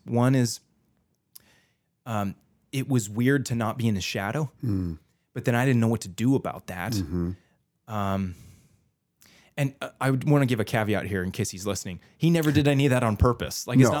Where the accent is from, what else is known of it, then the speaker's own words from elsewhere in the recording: San Jose, California, United States; also born or lived in Chicago; in high school, growing up in San Jose, California, across the country to Chicago with a whole new group of friends.